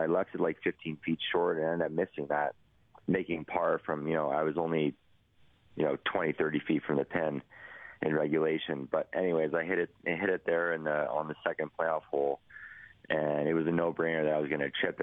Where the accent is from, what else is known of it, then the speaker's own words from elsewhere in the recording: Edmonton, Alberta, Canada; my hometown